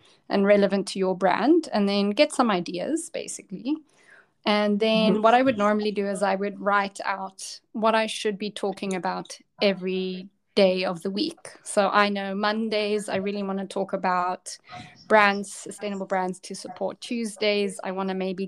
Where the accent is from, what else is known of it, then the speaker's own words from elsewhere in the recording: South Africa; I'm from South Africa